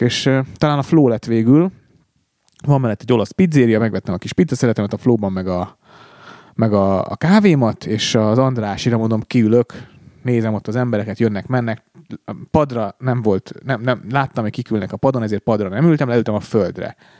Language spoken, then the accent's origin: Hungarian; Hungary; magyar vagyok